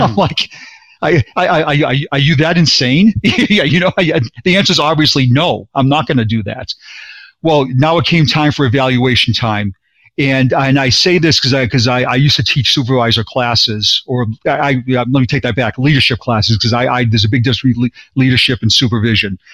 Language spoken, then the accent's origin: English; Boston, Massachusetts, United States; now in Florida, United States; born and raised in Boston, and I now live in Florida